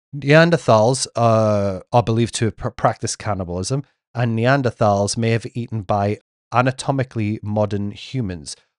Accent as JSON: {"language": "English", "region": "England", "country": "United Kingdom", "said": "being English, I did grow up watching Neighbours and Home and Away"}